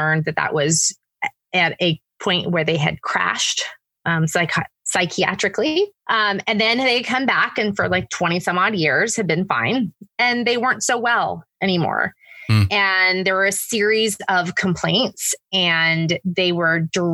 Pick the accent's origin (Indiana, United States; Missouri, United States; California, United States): California, United States; moved away as an adult; also born or lived in Oregon / Connecticut / New York / New Jersey; now in Georgia, United States; I was born and raised in California. That's, you know, by far my home state